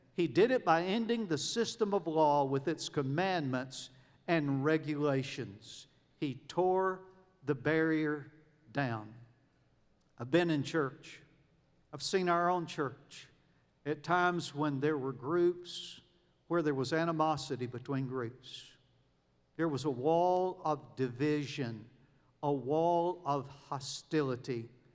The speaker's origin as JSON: {"language": "English", "country": "United States", "tie": "born or raised there", "also_born_or_lived": "Kenya", "moved": "as an adult", "said": "I was born in America"}